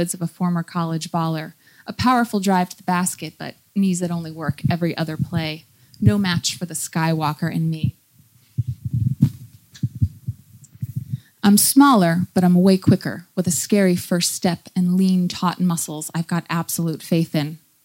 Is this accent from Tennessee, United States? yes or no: no; New York, United States; I'm from the United States. I grew up in New York